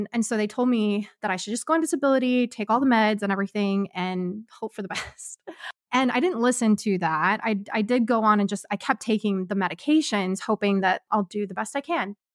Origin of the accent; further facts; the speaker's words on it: Kansas, United States; moved away as an adult; also born or lived in Ohio / Arkansas; I'm originally from Kansas, moved my life first to Michigan, or, I mean, Ohio